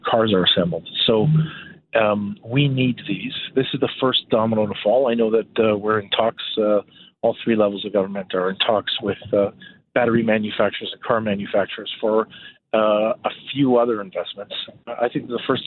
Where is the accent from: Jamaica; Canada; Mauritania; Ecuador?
Canada; Toronto, Ontario; I grew up in Toronto in the 80s and 90s